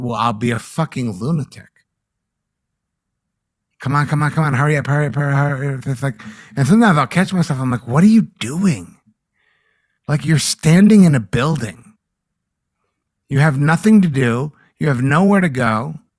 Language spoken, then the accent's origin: English; East Coast, United States; Maybe it's because I'm from the East Coast or whatever